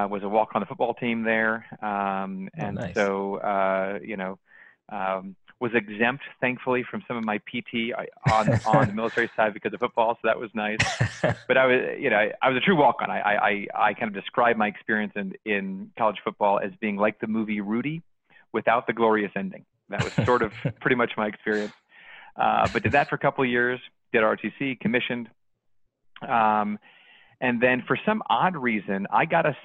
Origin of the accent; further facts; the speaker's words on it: Colorado Springs, Colorado, United States; I was born and raised in Colorado, born in Colorado Springs, to a middle-class family there.